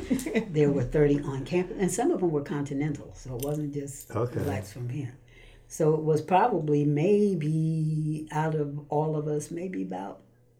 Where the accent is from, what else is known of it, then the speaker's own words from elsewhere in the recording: Stamford, Connecticut, United States; also born or lived in New York City, United States; Stamford, Connecticut.